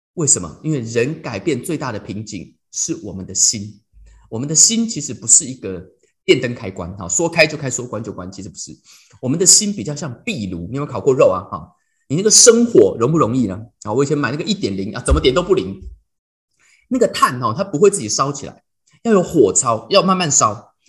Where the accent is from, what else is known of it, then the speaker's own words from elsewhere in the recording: Taiwan; moved away as an adult; also born or lived in United States; 我台湾人